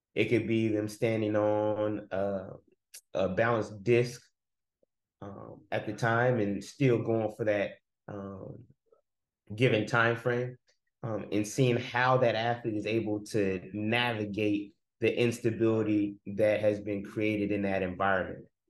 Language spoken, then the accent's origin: English; Oakland, California, United States; moved away as an adult; also born or lived in Nashville, Tennessee / Texas / Troy, Alabama; now in Atlanta, United States; I'm from Oakland, California, born and raised